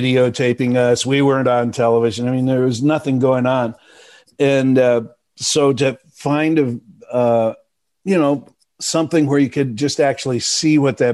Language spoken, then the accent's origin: English; Dallas, Texas, United States; moved away; also born or lived in Milwaukee, Wisconsin / Chicago / Madison; I was born in Milwaukee, but I moved to Texas when I was five. So I grew up in Dallas